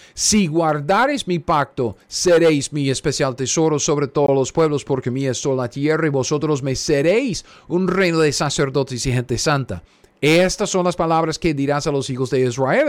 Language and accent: Spanish; Costa Rica; now in United States; los llamamos ahí en, Costa Rica